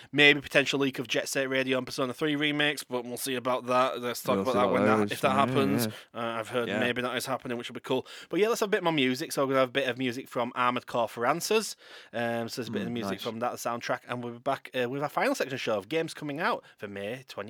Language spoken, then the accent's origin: English; Yorkshire and the Humber, United Kingdom; As a Yorkshire lad myself